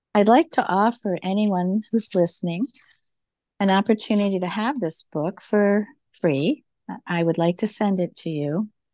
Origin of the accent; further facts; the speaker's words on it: Farmington Hills, Michigan, United States; she and I grew up together in Farmington Hills